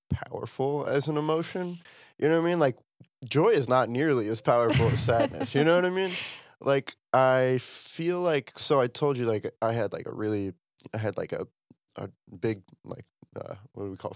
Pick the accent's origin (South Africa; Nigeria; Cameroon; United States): United States; Ohio; No, I, I feel that because I'm from Ohio, right?